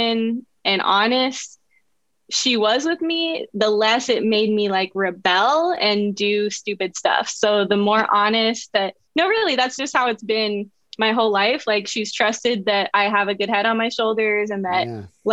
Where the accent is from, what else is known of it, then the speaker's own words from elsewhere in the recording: San Francisco, California, United States; also born or lived in Santa Cruz / Los Angeles; now in East Bay, United States; I grew up in San Francisco, but I lived all over the Bay Area